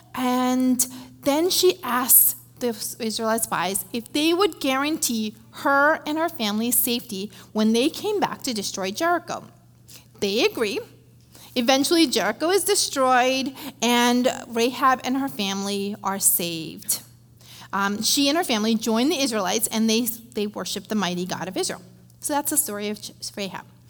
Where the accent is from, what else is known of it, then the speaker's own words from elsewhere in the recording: India; moved away; I grew up in India, uh, being raised by my dad and my grandparents